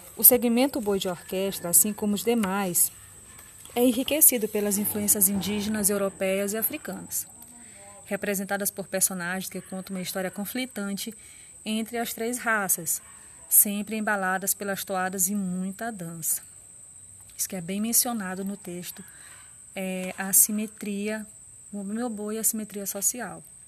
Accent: Munim region, Maranhão, Brazil; O sotaque de orquestra foi criado na região do Munim, na minha região.

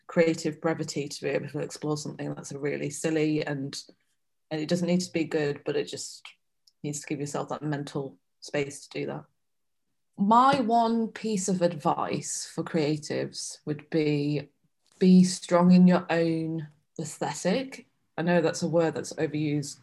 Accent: Manchester, North West England, United Kingdom; now in London, United Kingdom; Being a Asian girl growing up in Manchester

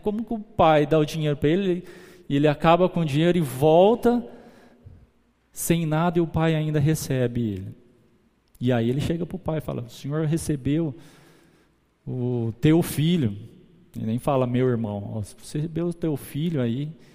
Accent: Guararapes, São Paulo, Brazil; A gente volta para São Paulo, de São Paulo para Guararapes. E quando a gente volta, os meus avós maternos já eram cristãos. Ele começa, eles levam a gente para, para a igreja. Eu, minha irmã, depois vem minha mãe, meus tios, todo mundo. A gente cresce ali

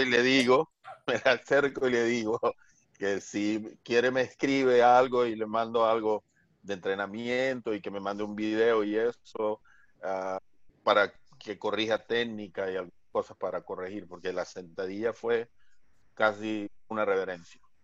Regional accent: Barranquilla, Atlántico, Colombia; Barranquilla, que es mi ciudad natal

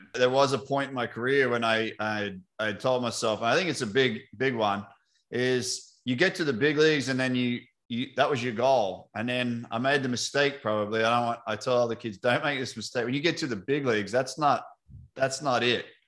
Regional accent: Australia; now in United States; as an Aussie over in America

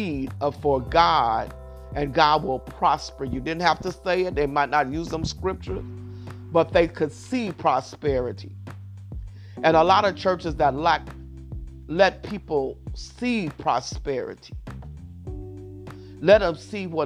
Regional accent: Keene, Kentucky, United States; moved away; I came from King, Kentucky, and at one time, they didn't have any running water in the houses

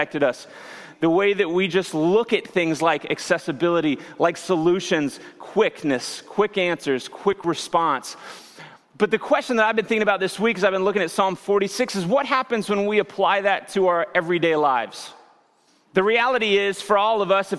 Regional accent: near Branson, Missouri, United States; I grew up near Branson, Missouri

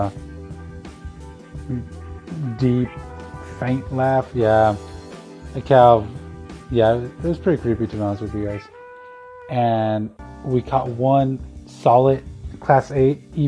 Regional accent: Tucson, Arizona, United States; a park here in my hometown of Tucson, Arizona

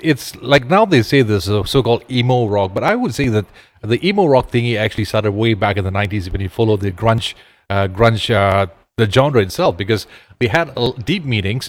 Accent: Ipoh, Perak, Malaysia; my hometown, Ipoh

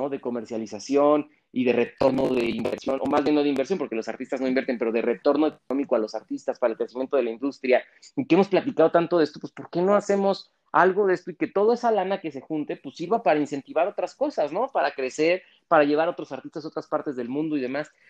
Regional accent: Mexico; yo he hecho grandes cosas por este país, ¿no? Siendo mexicano y vienes y me dices frijolero

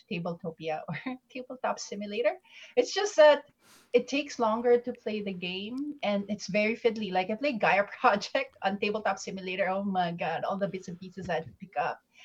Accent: Philippines; moved away as an adult; I came originally from the Philippines. That's where I grew up. Came here in 2008

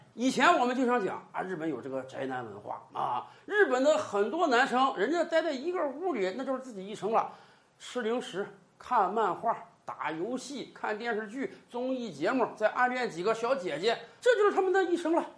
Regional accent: China; 我们中国人是喜欢热闹的民族

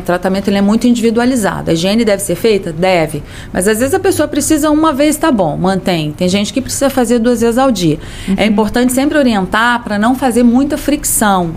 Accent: Campos dos Goytacazes, Rio de Janeiro, Brazil; moved away as an adult; now in Rio de Janeiro, Brazil; eu sou de Campos, mas vim para o Rio

